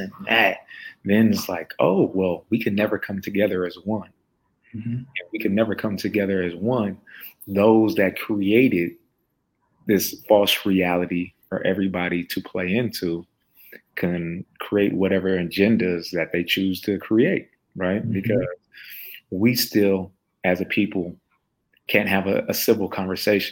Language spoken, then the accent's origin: English; United States; Growing up in America